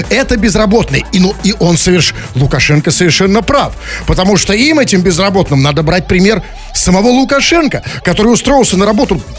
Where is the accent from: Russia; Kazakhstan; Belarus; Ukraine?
Belarus; мы тоже, мы абсолютно, белорусы, да, и да, э, граждане Беларуси и других стран